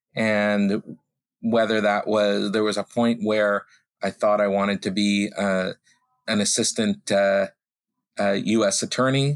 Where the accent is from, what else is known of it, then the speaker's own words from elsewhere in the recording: Vancouver, British Columbia, Canada; moved away as an adult; also born or lived in United States / Toronto; now in Ottawa, Canada; I grew up in Vancouver